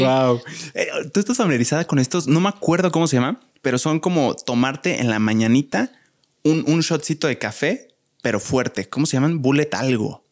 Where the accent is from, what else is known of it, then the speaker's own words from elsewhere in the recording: Querétaro, Mexico; Yo soy del país de Querétaro